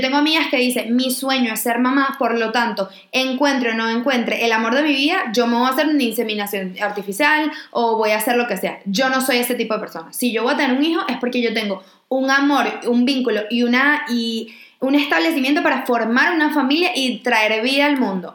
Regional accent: Venezuela; nuestras experiencias como niñas venezolanas criadas

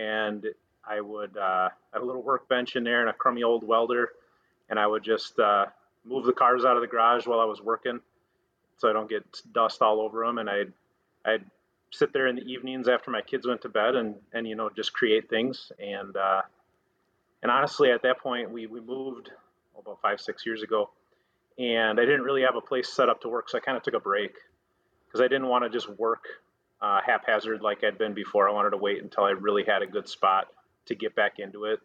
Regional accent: Bloomington, Minnesota, United States; also born or lived in Woodbury, Minnesota; now in Wisconsin, United States; I grew up in Minnesota, a couple suburbs of the Twin Cities, Bloomington at first and then Woodbury a little bit later, but right around Minneapolis-St. Paul area

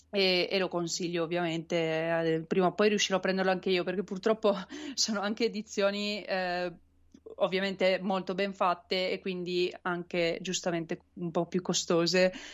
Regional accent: Turin, Piedmont, Italy; io sono di Torino

